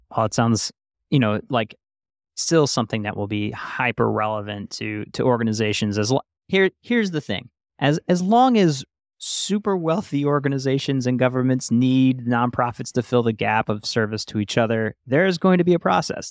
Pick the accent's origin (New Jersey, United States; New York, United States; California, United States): New York, United States; I grew up in New York